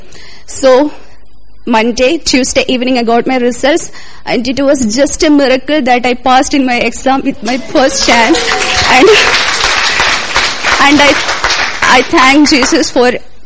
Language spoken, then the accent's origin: English; India; moved away as an adult; now in London, United Kingdom; I'm all the way from India